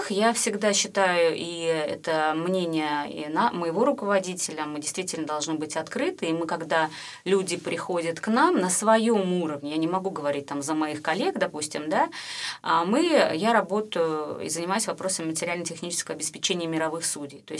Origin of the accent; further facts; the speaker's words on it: Saint Petersburg, Russia; Ну как-то в большей мере все-таки я питерская.